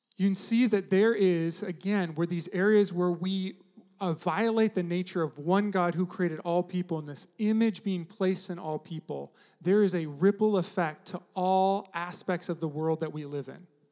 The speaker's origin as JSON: {"language": "English", "country": "United States"}